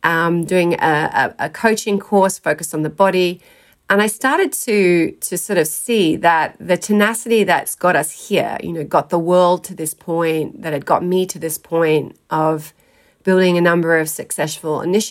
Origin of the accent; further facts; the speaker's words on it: South Australia, Australia; I grew up in South Australia, started out in a country town.